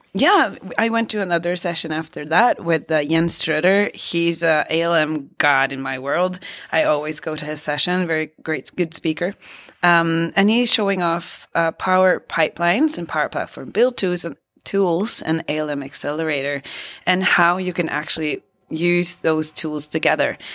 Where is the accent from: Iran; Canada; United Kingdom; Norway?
Norway